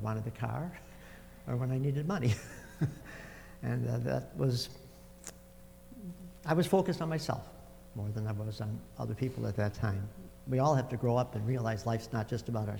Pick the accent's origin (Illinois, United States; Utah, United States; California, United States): Illinois, United States; Chicago; I was raised in Chicago